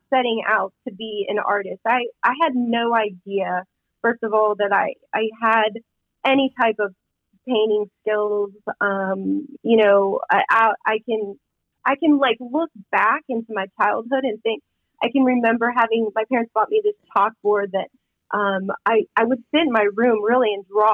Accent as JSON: {"language": "English", "region": "Midwest", "country": "United States", "tie": "born or raised there", "said": "growing up in the Midwest, you were a nurse or a teacher"}